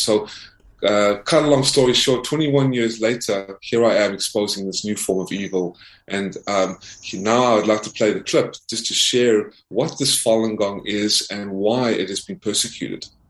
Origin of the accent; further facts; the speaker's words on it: South Africa; now in United States; I, was born in South Africa